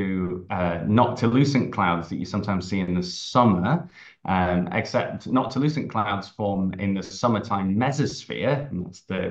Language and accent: English; Harrogate, Yorkshire and the Humber, United Kingdom; accent: English, Scottish and New York; moved away; also born or lived in Scotland / New York; growing up in Harrogate in North Yorkshire